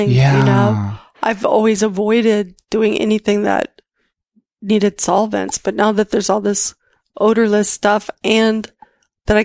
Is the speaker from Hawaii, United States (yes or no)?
no; Minnesota, United States; moved away as an adult; also born or lived in Iowa; growing up in Minnesota from age 10 on